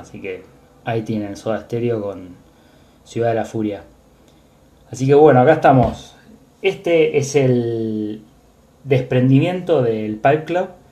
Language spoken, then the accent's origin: Spanish; Buenos Aires, Argentina; mi ser porteño, de, ser argentino